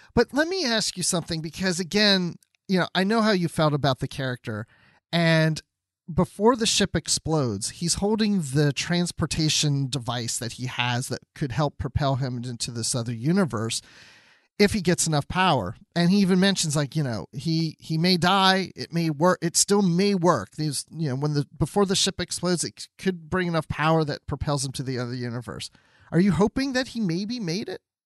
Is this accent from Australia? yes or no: no; Georgia, United States; here in my home state of Georgia